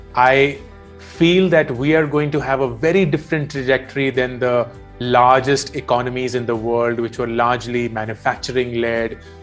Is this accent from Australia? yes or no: no; India; growing up in India in the 1980s